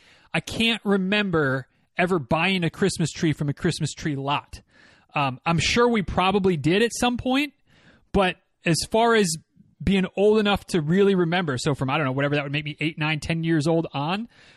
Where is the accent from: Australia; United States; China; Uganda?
United States; Michigan; now in Florida, United States; I grew up, as many of you know, I grew up in Northern Michigan.